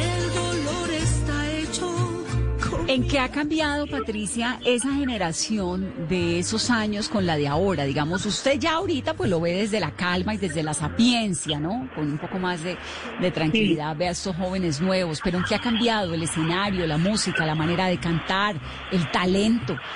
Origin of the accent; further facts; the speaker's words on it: Cali, Valle del Cauca, Colombia; yo soy caleña